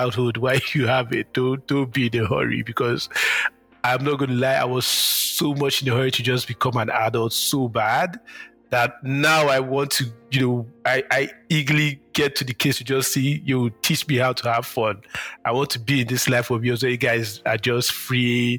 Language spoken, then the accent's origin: English; Nigeria; moved away as an adult; also born or lived in Lagos / Enugu; now in Canada; I'm a Niger boy, 100%. I grew up, lived in Nigeria